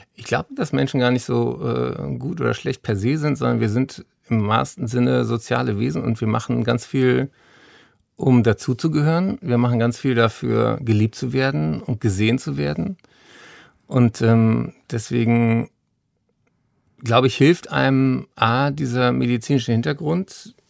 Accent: Berlin, Germany; ich bin ja hier in Berlin zur Schule gegangen

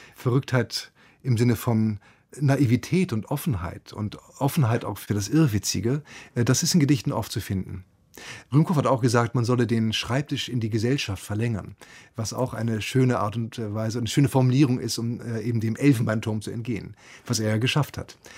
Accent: Hamburg, Germany; ich bin ja bei Hamburg aufgewachsen

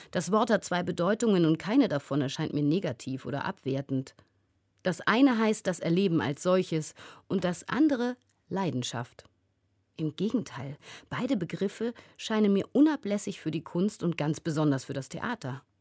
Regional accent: Georgia; first language Georgian; German is a second language; in meiner Muttersprache, dem Georgischen, die schon per se lyrischer und bildhafter ist, das Vage viel mehr liebt, viel umschreibender ist als das Deutsche

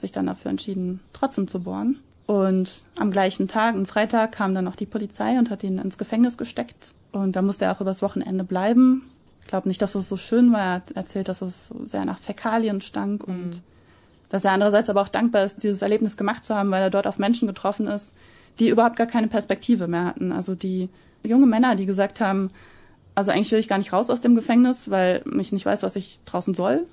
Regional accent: Germany; moved away as an adult; wirke ich doch lieber langfristig in Deutschland

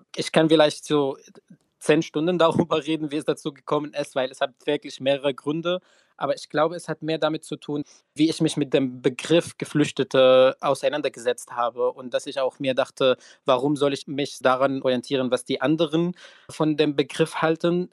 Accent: Syria; German is a second language; now in Germany; ich queer und geflüchtet bin und aus Syrien komme

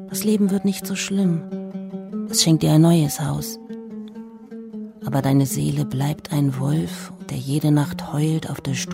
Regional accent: Aleppo Governorate, Syria; now in Germany; zu Besuch in meinem Heimatdorf bei Kobani in Nordsyrien.

